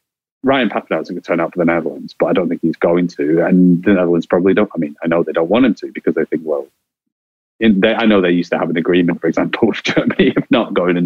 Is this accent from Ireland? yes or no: yes; Ireland; accent: Irish; as an Irishman with this accent